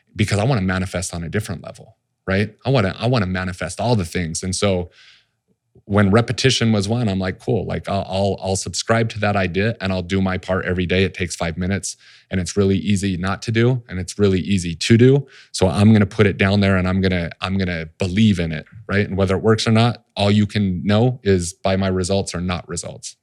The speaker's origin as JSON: {"language": "English", "town": "Salt Lake City", "region": "Utah", "country": "United States", "tie": "born or raised there", "said": "I grew up in Salt Lake City"}